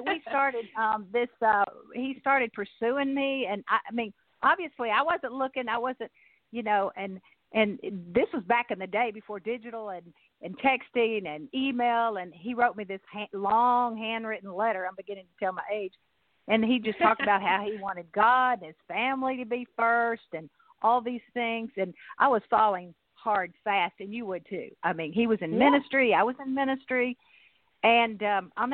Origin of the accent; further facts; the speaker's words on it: Nashville, Tennessee, United States; now in Chattanooga, United States; I grew up in Nashville